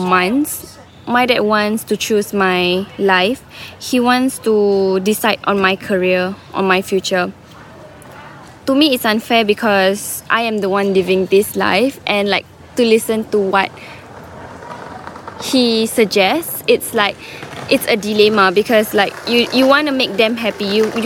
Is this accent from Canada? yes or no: no; Singapore; moved away as an adult; now in Australia; I'm an international student and I'm from Singapore